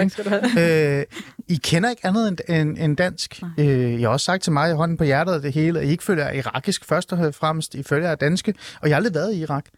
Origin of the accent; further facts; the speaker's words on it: Hornbæk, Capital Region of Denmark, Denmark; Jeg er faktisk fra en lille by i Nordsjælland. Jeg er fra Hornbæk